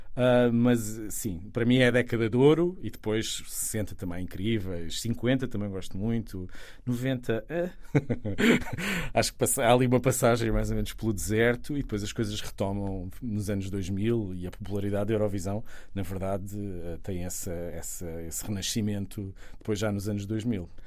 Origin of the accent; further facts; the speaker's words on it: Sesimbra, Setúbal, Portugal; also born or lived in Istanbul / Rome; eu sou de Sesimbra